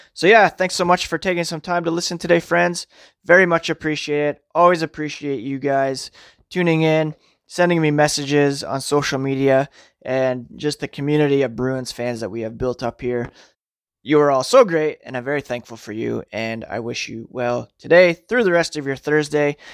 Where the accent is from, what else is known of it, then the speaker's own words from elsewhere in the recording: Toronto, Ontario, Canada; I was born in Toronto. I live an hour west of Toronto.